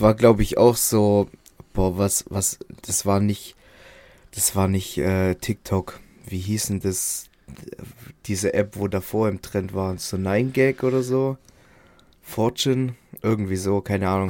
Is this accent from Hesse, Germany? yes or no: no; Baden-Württemberg, Germany; Bei uns in Baden-Württemberg